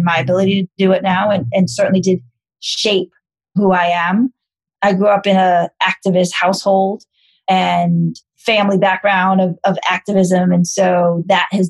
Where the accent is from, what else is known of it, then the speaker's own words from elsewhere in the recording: New York City, New York, United States; I'm born and raised in New York City, in Manhattan